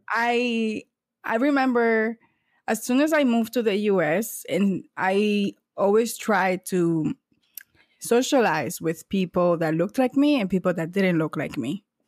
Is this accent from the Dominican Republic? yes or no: yes; San Cristóbal, Dominican Republic; moved away as an adult; now in United States; I was born in San Cristobal, eh, Dominican Republic, and I moved to the U S when I was eighteen years old, so right after high school.